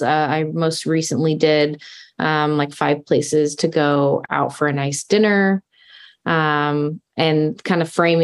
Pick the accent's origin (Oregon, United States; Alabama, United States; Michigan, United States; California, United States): Oregon, United States; Rogue Valley, Southern; also born or lived in Eugene, Oregon / Portland, Oregon; So I grew up in Southern Oregon in the Rogue Valley. So I lived there until I was 18.